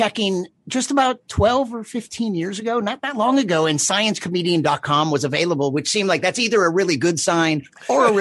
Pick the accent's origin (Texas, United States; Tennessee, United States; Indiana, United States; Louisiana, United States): Texas, United States; moved away; also born or lived in San Francisco / Raleigh; I was from Texas. I started my comedy career in Austin, Texas.